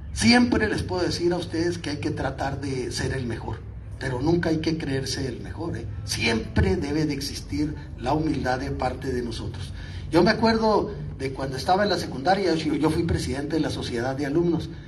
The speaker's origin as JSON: {"language": "Spanish", "town": "Sonoita", "region": "Sonora", "country": "Mexico", "tie": "born or raised there", "also_born_or_lived": "San Luis Río Colorado, Sonora", "said": "yo nací en San Luis y me quería en Sonoita. Y ahí estuve en la secundaria"}